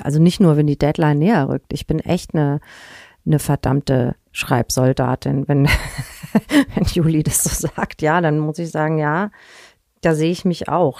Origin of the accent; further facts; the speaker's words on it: Hanau, Hesse, Germany; moved away as an adult; now in Hamburg, Germany; Ich bin im Spessart aufgewachsen